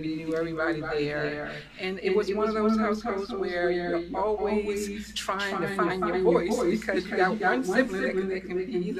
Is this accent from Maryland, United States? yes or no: yes; Calvert County, Maryland, United States; So I'm from Calvert County, Maryland. For those who don't know, it's about probably 45 minutes from Washington, D.C. I crossed up a country girl.